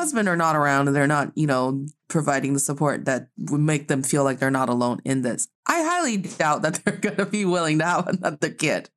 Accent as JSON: {"language": "English", "region": "Northeast China", "country": "China", "moved": "yes", "lives_now": "Beijing, China", "said": "I'm proudly representing the Northeast of China."}